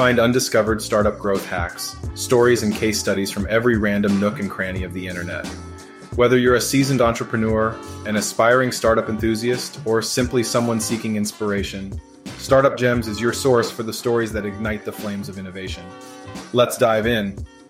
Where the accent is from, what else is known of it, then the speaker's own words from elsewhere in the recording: Massachusetts, United States; moved away as an adult; now in New Orleans, United States; I guess I would describe myself as a serial entrepreneur. I'm originally from Massachusetts. I went to college in New Orleans and have stayed ever since.